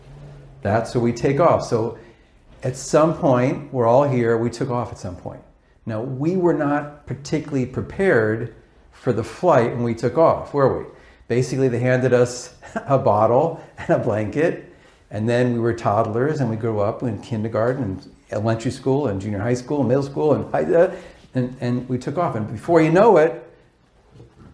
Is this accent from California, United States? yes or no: yes; Los Angeles, California, United States; I was raised in Pacific Palisades, West LA, and went to Pali High